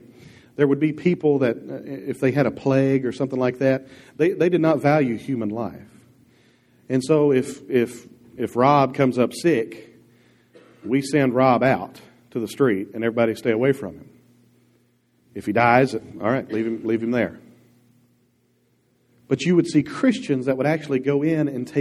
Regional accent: Dierks, Arkansas, United States; I was raised in Dirks, Arkansas

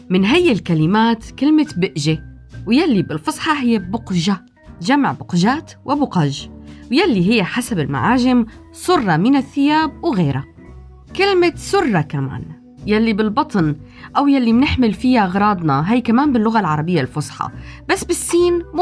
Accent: Syria; والحقيقة حياتنا كانت دائما كسوريين مليانة بالبأج والصرر عبر التاريخ

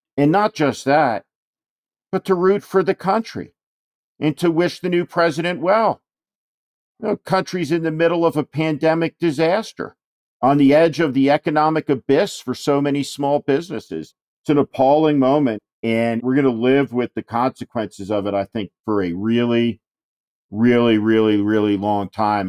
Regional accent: New Jersey, United States; the notoriously Democratic state of New Jersey, my home state also

